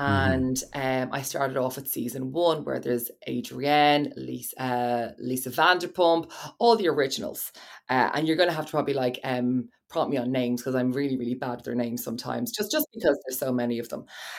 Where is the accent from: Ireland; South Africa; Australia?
Ireland; Like, I'm sorry, we're Irish. This doesn't happen.